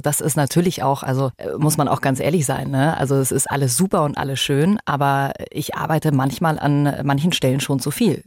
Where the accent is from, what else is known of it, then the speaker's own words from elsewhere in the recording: Germany; bei uns in Deutschland